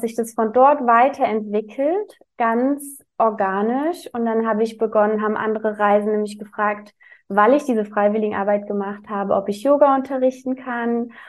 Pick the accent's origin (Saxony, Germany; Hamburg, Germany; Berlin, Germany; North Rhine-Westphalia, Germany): Berlin, Germany; ich komme aus Berlin. Also ich wohne aktuell in Berlin, aber bin auch geboren in Berlin